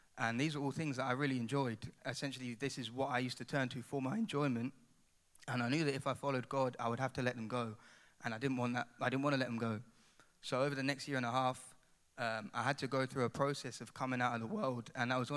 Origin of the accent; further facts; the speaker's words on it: Ipswich, East of England, United Kingdom; moved away as an adult; now in Coventry, United Kingdom; I've got a bit of an accent, so I'm not from Cov. I'm actually from a place called Ipswich